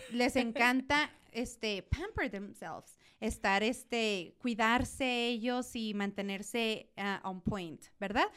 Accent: Chihuahua, Mexico; otra de Chihuahua

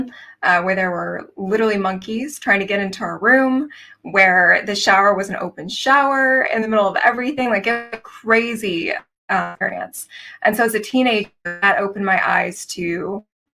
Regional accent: Tennessee, United States; I'm from Tennessee and I actually have my roots in music. I was on Broadway plays growing up

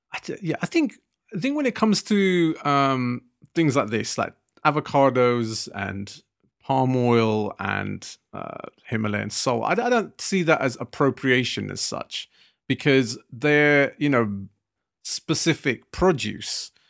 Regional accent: United Kingdom; us being British Asian

